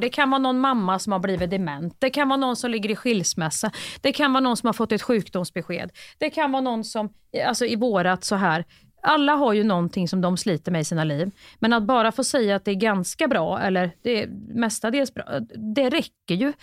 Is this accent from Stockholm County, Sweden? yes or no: no; Värmland, Sweden; jag är från Värmland